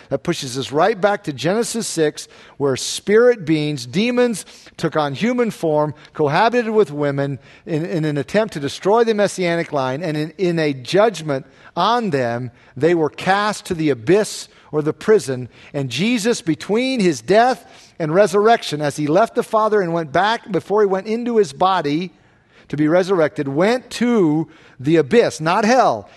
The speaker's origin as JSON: {"language": "English", "region": "the South", "country": "United States", "tie": "born or raised there", "moved": "yes", "said": "where I grew up in the South"}